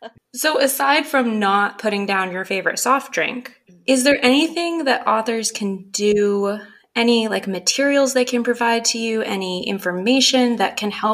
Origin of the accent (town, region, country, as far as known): Bangor, Maine, United States; born or raised there